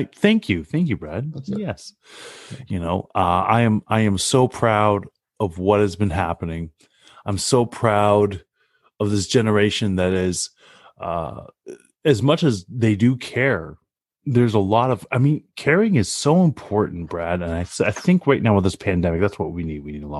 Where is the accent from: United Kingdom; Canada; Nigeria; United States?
Canada; We're Canadian.